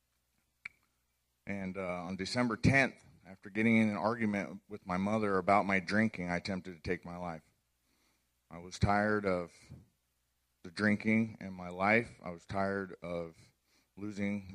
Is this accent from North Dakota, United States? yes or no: no; Orange County, California, United States; grew up in Orange County, California